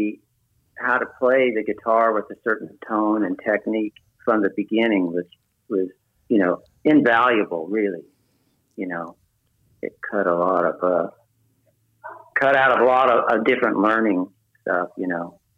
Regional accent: Richmond, California, United States; also born or lived in Marin County, California; I was raised here in California in the San Francisco Bay Area. I was born in Richmond, California

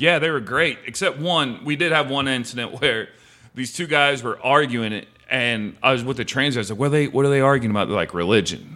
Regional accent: Ohio, United States; moved away as an adult; also born or lived in South Carolina; now in Santa Monica, United States; I'm from Ohio

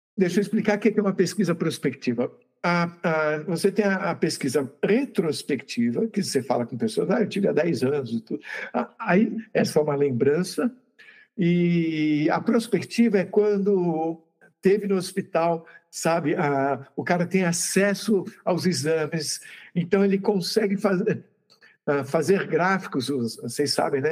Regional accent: Santos, São Paulo, Brazil; eu sou de Santos

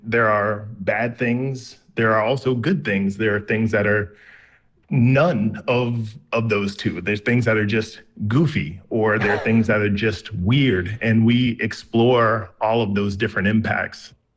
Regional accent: South Carolina, United States; I was raised in the South, uh, in South Carolina.

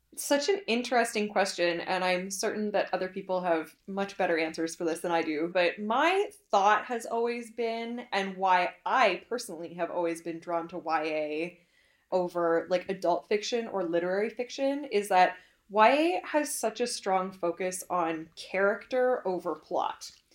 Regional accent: Canada; being Canadian

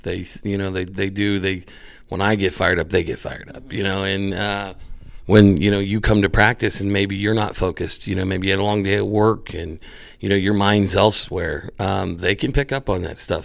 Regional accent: Valley, Indiana, United States; I was from Valley

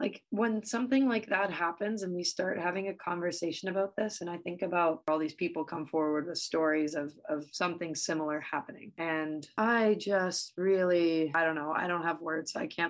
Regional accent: Windsor, Ontario, Canada; when I was growing up in Windsor

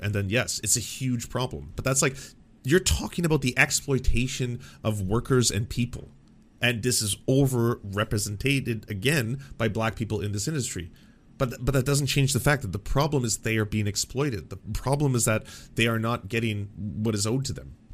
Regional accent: Canada; I'm a Canadian

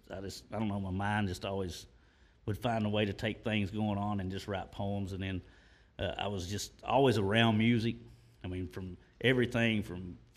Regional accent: Olive Hill, Kentucky, United States; also born or lived in Morehead, Kentucky / Rowan County, Kentucky; I was born in Moorhead, but then we lived in Olive Hill, so I guess I got both things.

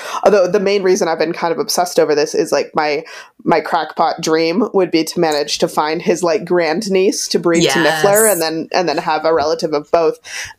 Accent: Wisconsin, United States; I'm from Wisconsin

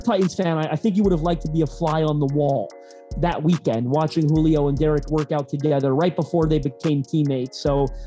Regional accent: Canada; you can tell I'm Canadian

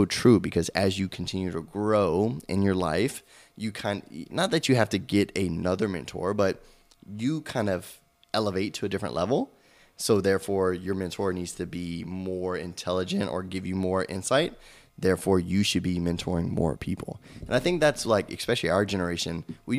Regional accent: South Louisiana, United States; I'm from South Louisiana

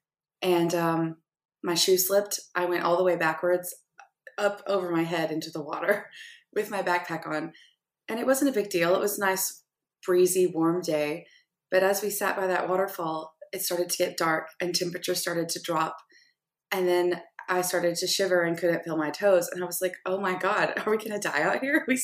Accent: Arkansas, United States; I'm from Arkansas, so I grew up in the natural state where things are always outdoors.

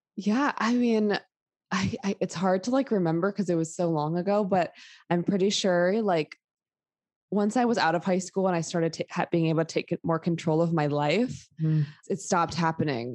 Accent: New York City, New York, United States; I grew up in New York City during a 9 11. I was like eight years old and lived like within evacuation zone in Manhattan

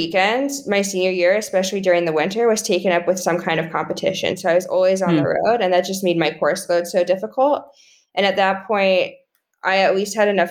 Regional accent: Colorado, United States; moved away as an adult; I grew up in Colorado. I always went home to Colorado for the summer

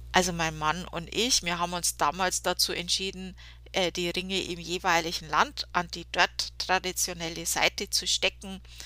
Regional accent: Germany; bei uns in Deutschland

